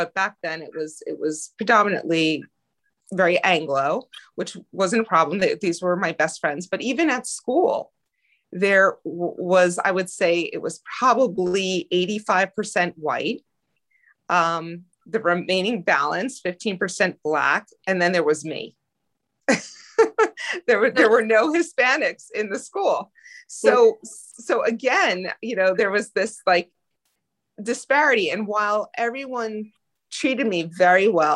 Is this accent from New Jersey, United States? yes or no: yes; Passaic, New Jersey, United States; I was born and raised in Passaic, New Jersey